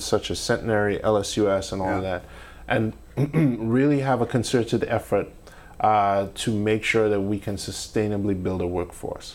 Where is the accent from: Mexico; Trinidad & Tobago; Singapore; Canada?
Trinidad & Tobago; also born or lived in Northeast United States; now in Shreveport, United States; growing up in Trinidad as a film nerd